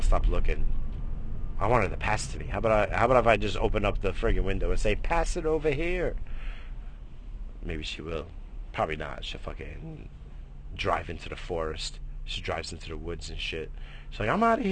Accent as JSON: {"language": "English", "region": "New York", "country": "United States", "said": "I come from New York, we got fucking game"}